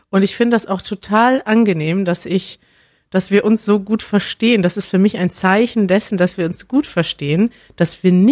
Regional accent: Germany; als Deutscher denke ich dann mal

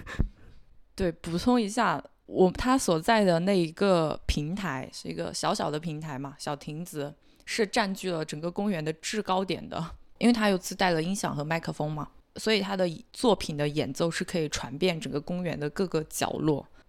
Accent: Hunan, China; moved away; 我在湖南吃到的酒酿蛋

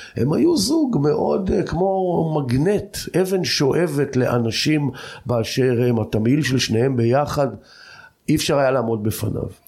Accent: Degania Bet, Northern District, Israel; also born or lived in Jordan Valley; אני גר בדגניה ב', אני בן דגניה ב', אבל אני אחרי הצבא עזבתי את דגניה, אם כי נשארתי בעמק הירדן

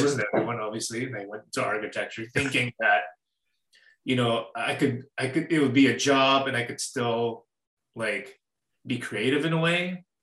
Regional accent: Winnipeg, Manitoba, Canada; I've lived in uh, Canada all my life. I'm from Winnipeg, Manitoba

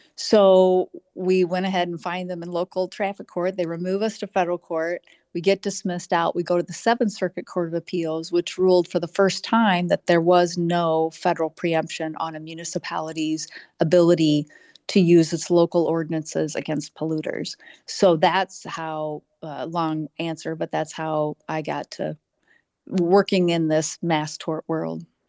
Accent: north central Illinois, United States; born a fifth of six kids in a very large, uh, very poor working class, uh, family in north central Illinois, about halfway between Peoria and Rockford. I still live in the area, uh, five minutes from where I was born

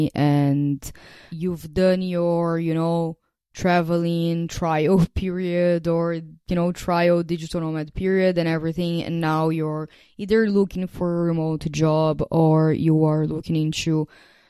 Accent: Brazil; moved away as an adult; before I left Brazil in 2021

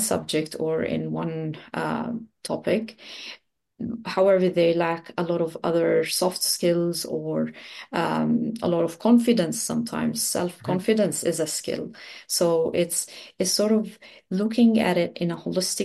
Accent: Lebanon; also born or lived in United Arab Emirates; now in New Zealand; I'm originally from Lebanon in the Middle East

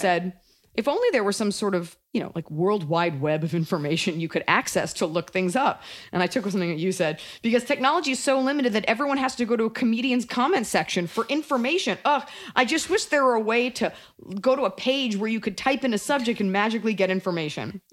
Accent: United States; as an American

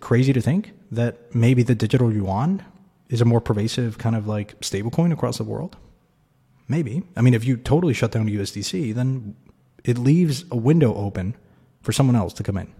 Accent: Mexico; I grew up in Mexico.

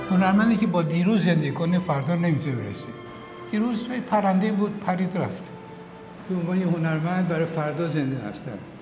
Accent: Borujerd, Lorestan, Iran; من که اقلیت هستم اما من پاسپورت ایرانی دارم متولد بروجردم هستم

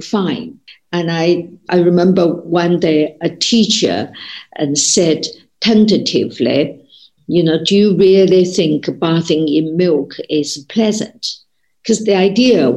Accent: China; when I was growing up in China

